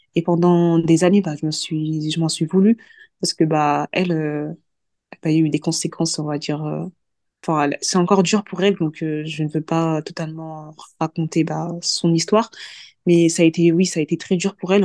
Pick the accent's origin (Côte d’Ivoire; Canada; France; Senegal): Senegal; Je suis sénégalaise d'ethnie mandingo.